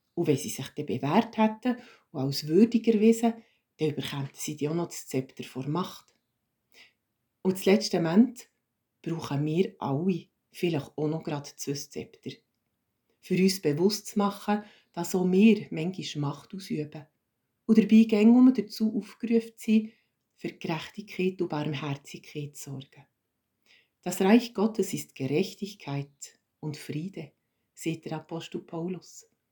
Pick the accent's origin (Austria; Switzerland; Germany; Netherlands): Switzerland; als Schweizer